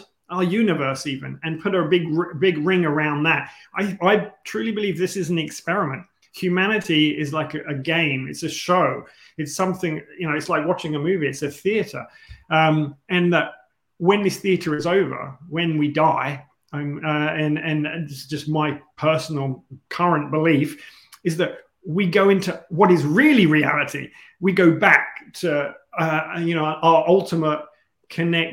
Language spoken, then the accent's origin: English; London, United Kingdom; moved away; also born or lived in Asia; I was born in London